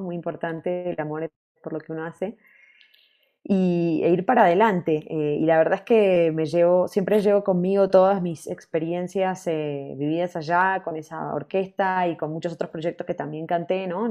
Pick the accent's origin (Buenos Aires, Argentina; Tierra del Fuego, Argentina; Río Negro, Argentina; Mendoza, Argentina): Buenos Aires, Argentina; moved away; also born or lived in New York, United States; estuve hace poco en Buenos Aires como dos meses y medio, también reconectando ahí con mi tierra